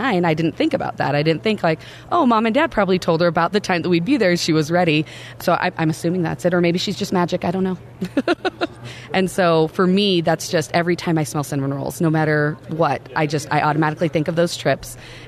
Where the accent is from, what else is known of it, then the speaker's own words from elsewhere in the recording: Oregon, United States; When I was younger, I grew up in Oregon